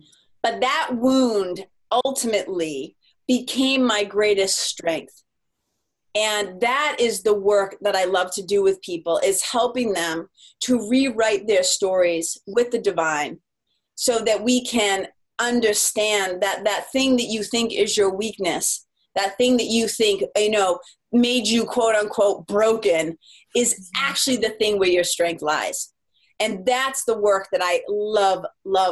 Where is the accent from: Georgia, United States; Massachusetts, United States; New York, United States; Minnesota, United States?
Massachusetts, United States; Lawrence; also born or lived in Los Angeles, California; now in New Hampshire, United States; we grew up in Lawrence, Mass.